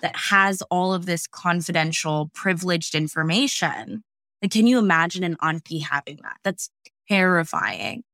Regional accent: California, United States; also born or lived in various places in the United States; I am based in California. Um, I grew up here for the most part, and I've lived

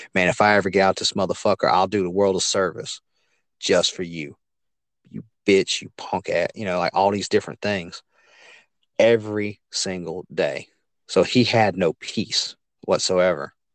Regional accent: Hammond, Louisiana, United States; now in Livingston Parish, United States; I grew up in a town called Hammond, Louisiana, about forty miles east of Baton Rouge

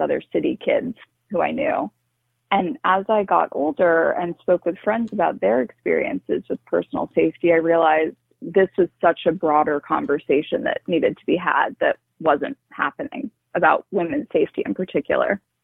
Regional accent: New York City, New York, United States; I grew up in New York City

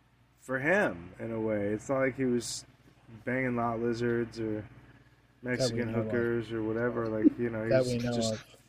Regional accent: Scotland, United Kingdom; I'm Scottish.

